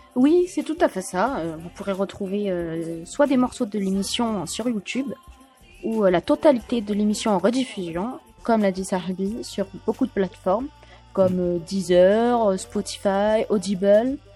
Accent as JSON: {"language": "French", "country": "France", "said": "je suis française"}